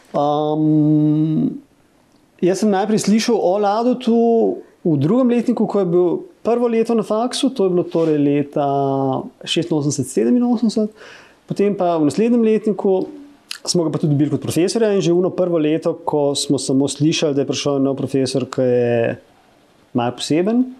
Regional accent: Ljubljana, Slovenia; sem rojen v Ljubljani

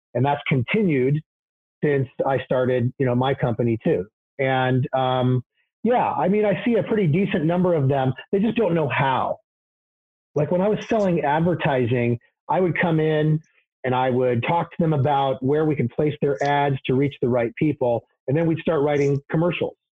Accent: Portland, Oregon, United States; I was born here in the Portland area, 1969.

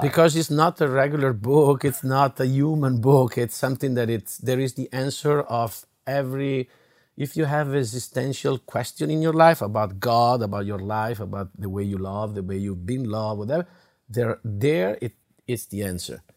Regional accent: Italy; English is a second language; now in United States; In Italy, we have it

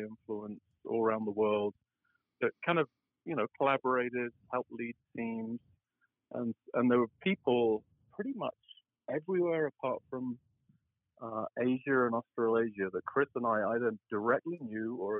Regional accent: England, United Kingdom; moved away as an adult; also born or lived in London / Boulder; now in United States; I grew up and was educated in England.

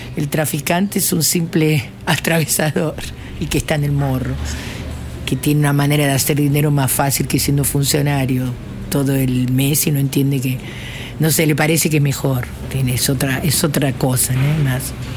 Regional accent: Argentina; moved away as an adult; now in Rio de Janeiro, Brazil; Vivo hace 31 años en Santa Teresa. Vine directo de Argentina para aquí. Sí, soy casi más brasilera que argentina

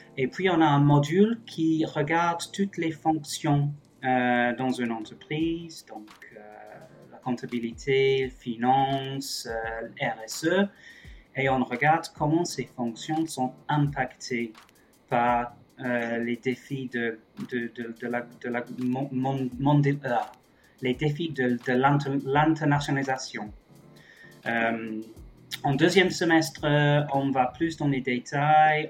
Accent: England, United Kingdom; moved away as an adult; also born or lived in Germany / Paris; now in Toulouse, France; je suis anglais à la base, je suis français depuis quelques années euh, grâce au Brexit.

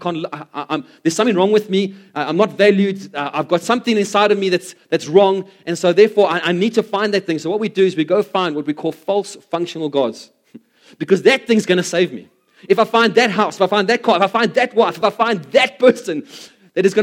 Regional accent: South Africa; as South African, especially South African males

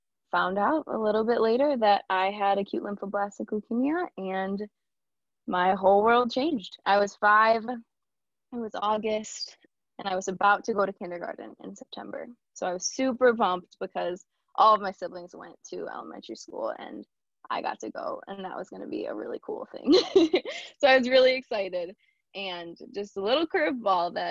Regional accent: Sterling Heights, Michigan, United States; also born or lived in Ann Arbor, Michigan; I grew up in Sterling Heights, which is very close by.

